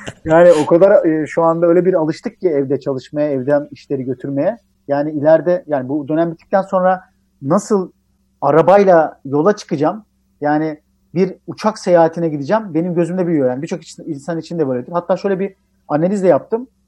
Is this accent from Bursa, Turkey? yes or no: no; Tirebolu, Giresun, Turkey; moved away as an adult; now in Istanbul, Turkey; ben Karadenizliyim